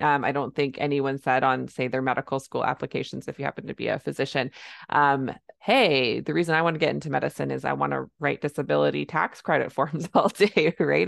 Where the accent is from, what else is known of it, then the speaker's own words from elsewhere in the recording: Canada; I'm a Canadian family physician